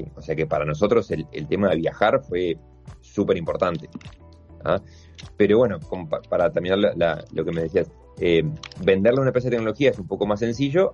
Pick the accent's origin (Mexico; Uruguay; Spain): Uruguay